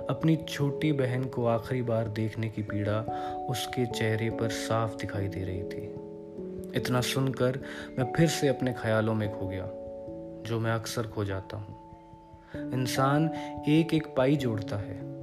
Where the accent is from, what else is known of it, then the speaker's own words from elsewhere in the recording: Mumbai, Maharashtra, India; मैंने कहा मुंबई